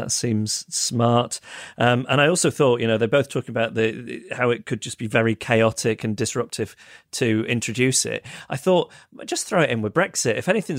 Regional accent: Ireland; now in United Kingdom; I'm from Ireland, but live in the UK. In the Republic of Ireland, we had mandatory civics classes from the ages of 12 to 15

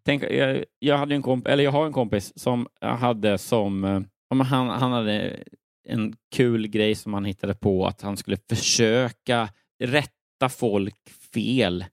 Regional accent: Örebro, Örebro County, Sweden; moved away as an adult; also born or lived in Lund; Jag är född och uppvuxen i Örebro.

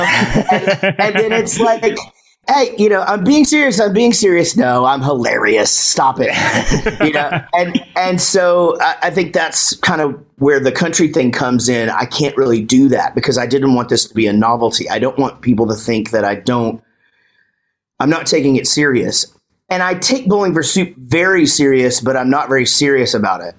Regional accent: Texas, United States; I'm from Texas

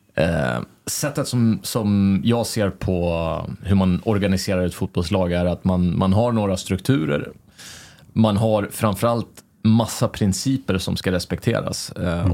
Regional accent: Sweden; moved away as an adult; also born or lived in Denmark; now in Norway; jag kommer ju från Sverige

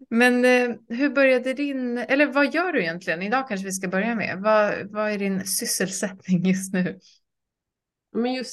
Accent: Gothenburg, Västra Götaland, Sweden; moved away as an adult; also born or lived in Croatia; jag är uppväxt eh, i Göteborg.

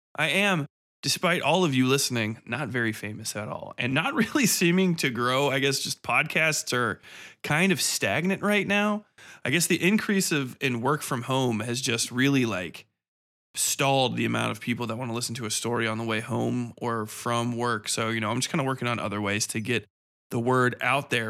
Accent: Cincinnati, Ohio, United States; I grew up in Cincinnati even, and it just gets hot where I am, uh, in the Midwest.

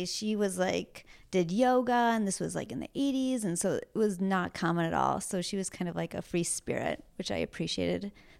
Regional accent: Green Bay, Wisconsin, United States; now in San Diego, United States; I grew up in Green Bay, Wisconsin, so very cold and very blue collar and not fashionable at all land

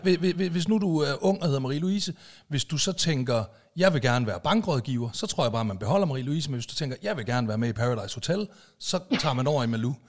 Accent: Aalborg, North Denmark Region, Denmark; now in Zealand, Denmark

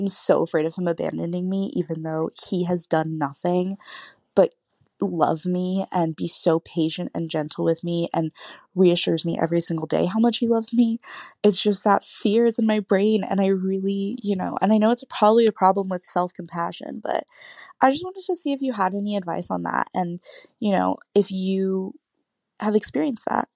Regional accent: California, United States; I'm twenty-one, I'm from California

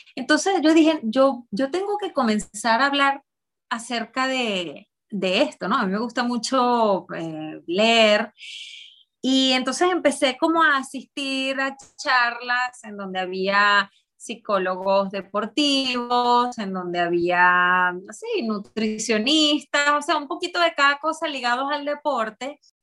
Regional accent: Venezuela; soy venezolana

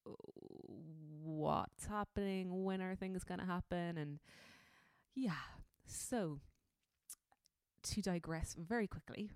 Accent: Cork, Munster, Ireland; I'm from Cork.

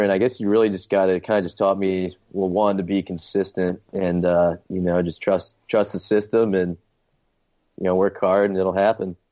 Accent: St. Louis, Missouri, United States; moved away as an adult; now in Charleston, United States; I'm originally from Saint Louis, Missouri, and then came to, uh, Charleston for college

